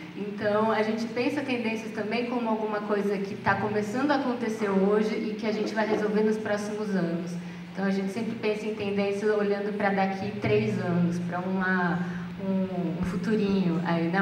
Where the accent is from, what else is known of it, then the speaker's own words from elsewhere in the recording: Brazil; A gente, como brasileiro